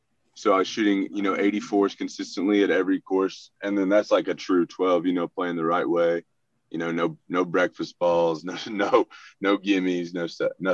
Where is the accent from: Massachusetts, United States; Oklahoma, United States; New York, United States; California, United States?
Oklahoma, United States; Hominy; growing up in Hominy is such a small town